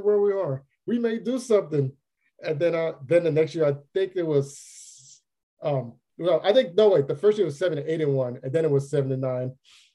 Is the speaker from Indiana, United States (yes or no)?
no; Los Angeles, California, United States; Los Angeles, my home city, my hometown